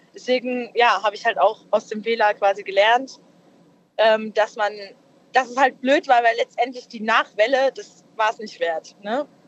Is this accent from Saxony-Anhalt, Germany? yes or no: no; Darmstadt, Hesse, Germany; aus Hessen, also aus äh, Darmstadt